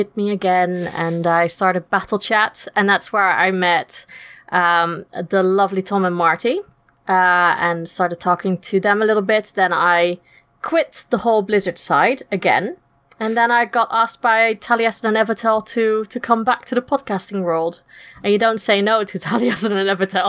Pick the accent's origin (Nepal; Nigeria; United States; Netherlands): Netherlands; moved away as an adult; now in United Kingdom; I'm originally from Holland, as you can't tell from the funny accent, but I've been living in the UK now for the last 10 years